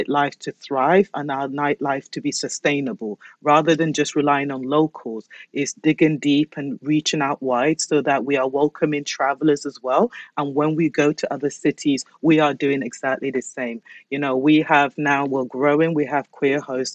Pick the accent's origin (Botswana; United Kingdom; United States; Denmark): United Kingdom; Basildon, East of England; born or raised there; also born or lived in London